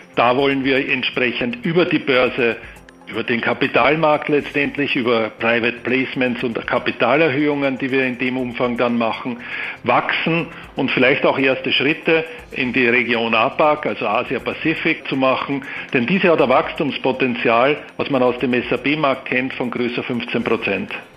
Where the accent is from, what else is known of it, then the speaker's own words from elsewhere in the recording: Austria; also born or lived in Vienna; Ich bin Österreicher mit Wohnsitz in Wien